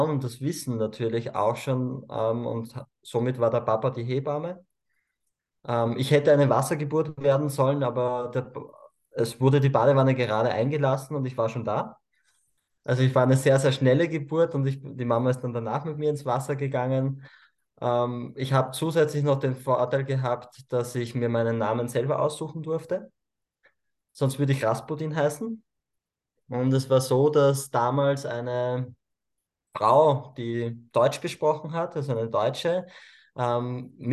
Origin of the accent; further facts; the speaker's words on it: Cusco, Peru; born there; denn ich bin im heiligen Tal der Inkas im Urubamba-Tal ähm, geboren. Also ich bin in Peru geboren.